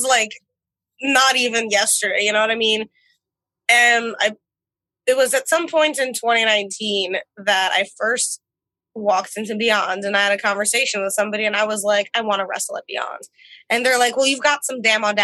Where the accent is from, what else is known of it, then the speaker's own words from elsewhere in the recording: Moscow, Russia; moved away; We're both from Moscow